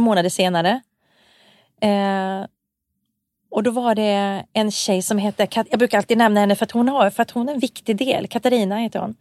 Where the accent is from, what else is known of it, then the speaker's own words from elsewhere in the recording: Malmberget, Norrbotten County, Sweden; jag är ju född i Malmberget